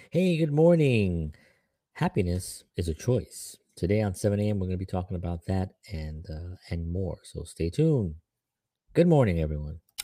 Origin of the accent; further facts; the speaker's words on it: New York City, New York, United States; I grew up in the South Bronx